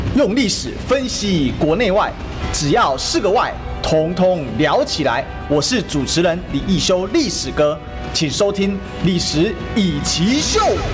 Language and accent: Chinese; Kaohsiung, Taiwan; 我高雄人